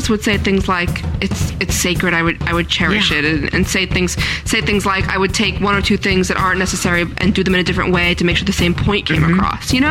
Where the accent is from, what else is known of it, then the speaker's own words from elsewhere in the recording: Italy; I don't know all the words, but I'm still proud of my